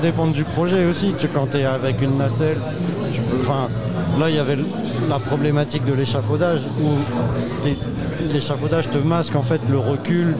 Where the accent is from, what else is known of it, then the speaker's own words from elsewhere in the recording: Brittany, France; accent: Breton; mon accent breton